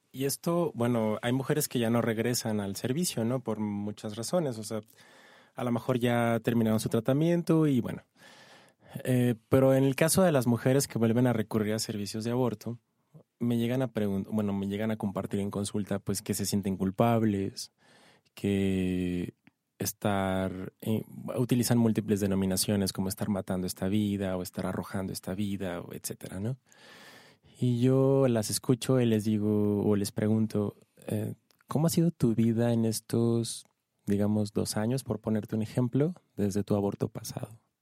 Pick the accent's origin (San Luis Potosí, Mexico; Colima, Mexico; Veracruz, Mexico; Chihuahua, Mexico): Chihuahua, Mexico; Ciudad Juárez; now in Mexico City, Mexico; Yo soy de Ciudad Juárez, de Chihuahua